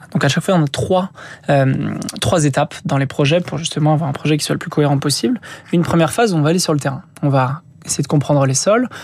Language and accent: French; Rémire-Montjoly, French Guiana; moved away; j'ai grandi en Guyane, en Guyane française, euh, donc vers montjoly donc ma famille qui était installée là-bas. J'ai fait la moitié de mon enfance.